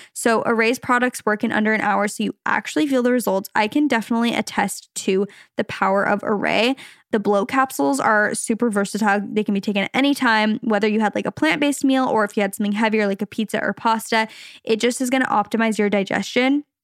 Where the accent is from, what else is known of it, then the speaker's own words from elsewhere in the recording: Arizona, United States; also born or lived in Los Angeles, California; now in Orange County, United States; We're from Arizona originally. We lived in L A for a little bit. Now we're in the O C